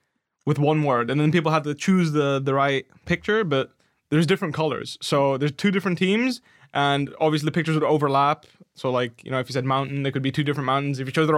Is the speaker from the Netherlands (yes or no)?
yes; Netherlands; accent: Dutch; English is a second language; because I learned English doing that. So I wasn't very good at it back then. I had a really like thick Dutch accent back then.